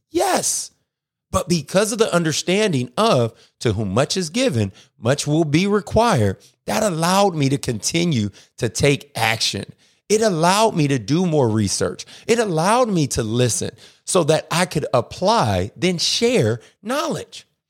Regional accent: Akron, Ohio, United States; now in Atlanta, United States; I'm originally from Akron, Ohio. I live in Atlanta, Georgia now

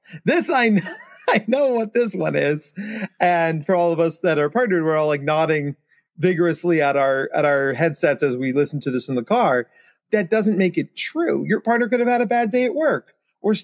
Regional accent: New Jersey, United States; I was a senior in high school during 9/11. And I'm from New Jersey. So like my town, you can look up and see the Manhattan skyline from my town.

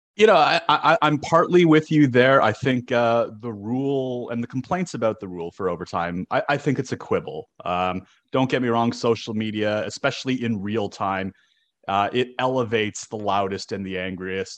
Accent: Toronto, Ontario, Canada; moved away; I grew up in Toronto.

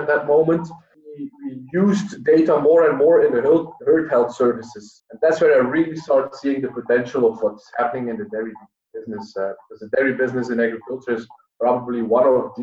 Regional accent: the Flemish part, Flanders, Belgium; moved away as an adult; now in Utrecht, Netherlands; I work at the University of Utrecht at this moment, but I grew up in Belgium, the Flemish part

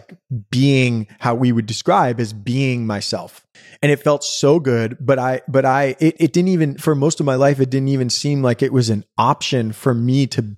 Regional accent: Brooklyn, New York, United States; We grew up on the garden apartment of a brownstone in Fort Greene, which means like the first floor.

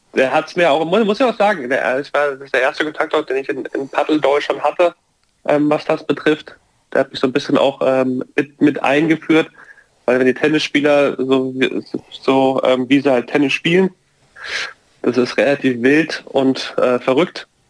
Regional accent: Bayreuth, Bavaria, Germany; accent: Franconian; weil ich aus der fränkischen Seite von Bayern komme. Ich komme aus Bayreuth

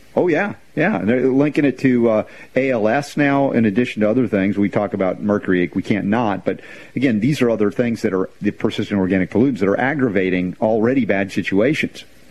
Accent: United States; growing up in America

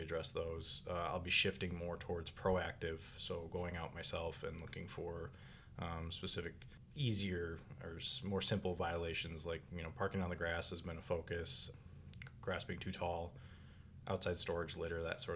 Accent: Minnesota, United States; moved away as an adult; also born or lived in Collier County, Florida; now in Green Cove Springs, United States; originally I'm from Minnesota. I'm sure you can tell by the accent

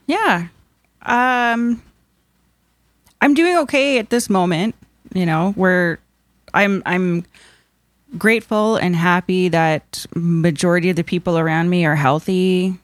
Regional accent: Nipissing First Nation, Ontario, Canada; I am, uh, Anishinaabe from Nipissing First Nation

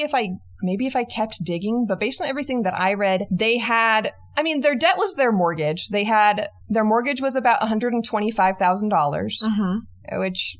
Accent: Portland, United States; where I grew up in Portland

